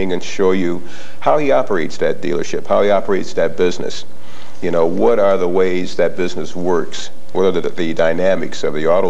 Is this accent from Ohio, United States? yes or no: yes; Toledo, Ohio, United States; I grew up in the Toledo area